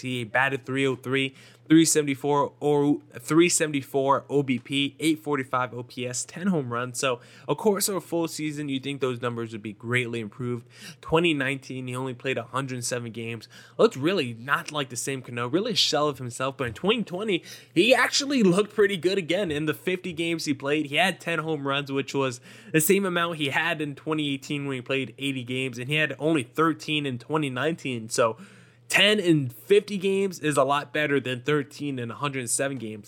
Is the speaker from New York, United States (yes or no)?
no; New Jersey, United States; I grew up in New Jersey